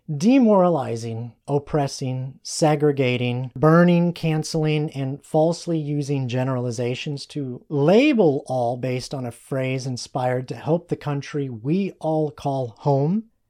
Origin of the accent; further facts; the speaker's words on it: United States; We are American